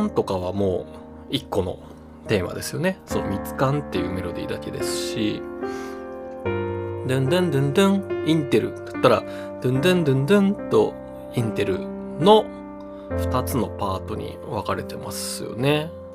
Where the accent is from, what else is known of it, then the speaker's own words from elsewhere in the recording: Nagoya, Aichi, Japan; now in Tokyo, Japan; 地元の名古屋に帰ってましたが今年は東京で過ごしています